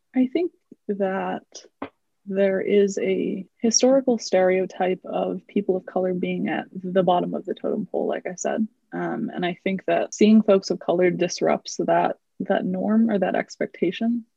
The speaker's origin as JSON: {"language": "English", "country": "United States", "tie": "born or raised there", "said": "i am indian um, i was born in the US. So I've never actually lived in India, uh, but both of my parents are immigrants"}